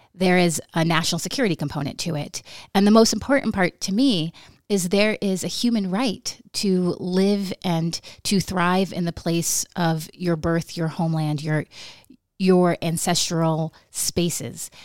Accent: Nome, Alaska, United States; growing up in Nome

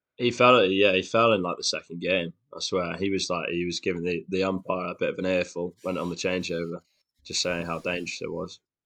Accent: Shrewsbury, West Midlands, United Kingdom; I'm from Shrewsbury, down in the West Midlands

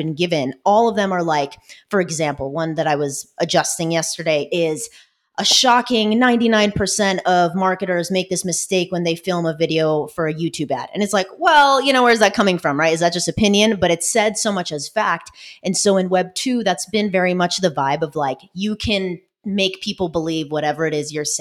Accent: Irvine, California, United States; moved away as an adult; now in Hollywood, Florida, United States; I grew up in Orange County, California

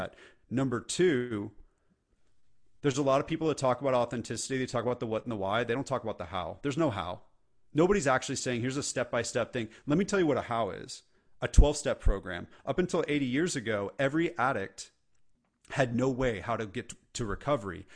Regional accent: California, United States; now in the South, United States; I live in the South and I'm from California

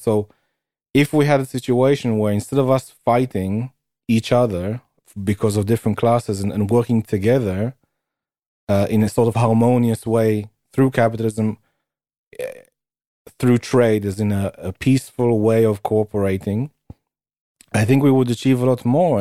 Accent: United Kingdom; where I'm from.

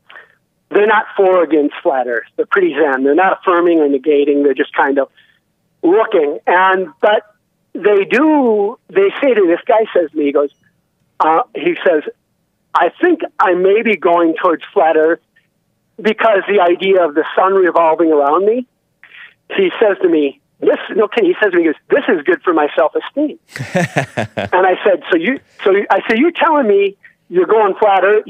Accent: Twin Cities, Minnesota, United States; now in Montana, United States; I'm from the Twin Cities area

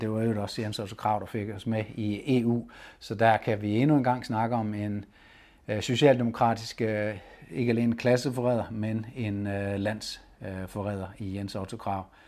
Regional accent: Denmark; vi er mange danskere

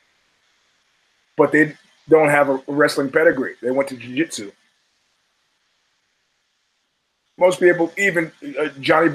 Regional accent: New York City, New York, United States; the very middle-class neighborhood that we grew up in Brooklyn

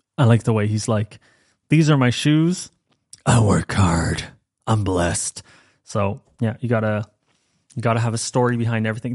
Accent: Ireland; accent: Irish; moved away as an adult; I am Irish. I grew up in Ireland, first twenty years

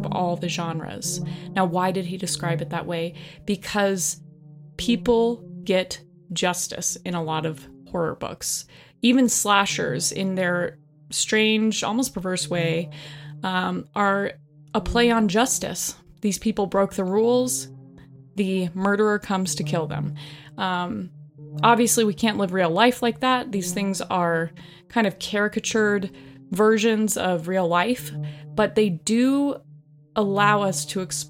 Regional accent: Colorado, United States; I grew up in Colorado

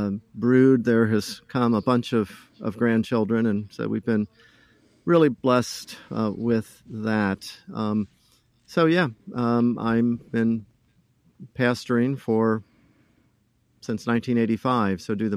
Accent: Ohio, United States; But anyway … I'm originally from Ohio.

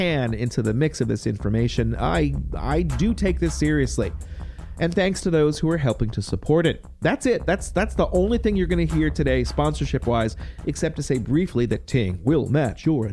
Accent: Campbell County, Virginia, United States; I grew up in Campbell County, and I'm always spending a lot of time there

